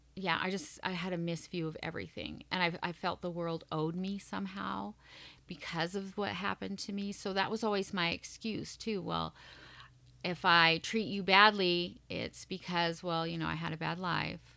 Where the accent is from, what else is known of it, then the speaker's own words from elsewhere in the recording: Montana, United States; moved away; I'm originally from Montana